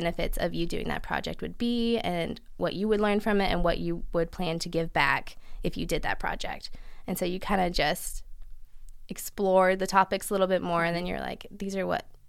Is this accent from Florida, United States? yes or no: no; Abingdon, Virginia, United States; moved away as an adult; now in Richmond, United States; I am from Abingdon, Virginia